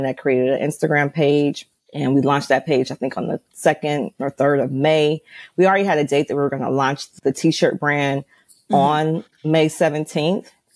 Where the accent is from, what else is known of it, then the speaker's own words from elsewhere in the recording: Los Angeles, California, United States; I'm from Los Angeles